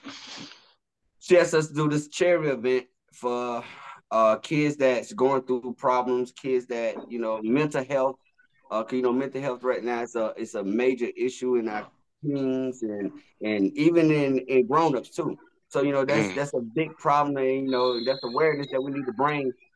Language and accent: English; Augusta, Georgia, United States; we're from Augusta